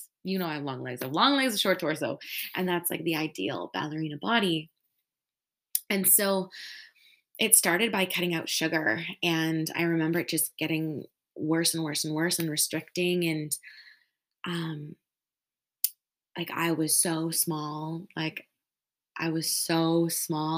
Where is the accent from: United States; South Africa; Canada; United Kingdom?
Canada; Saskatchewan; I'm from Saskatchewan